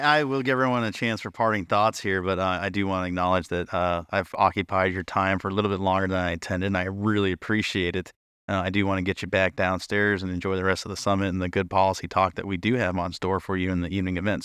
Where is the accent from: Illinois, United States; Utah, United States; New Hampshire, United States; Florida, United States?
New Hampshire, United States; my home state of New Hampshire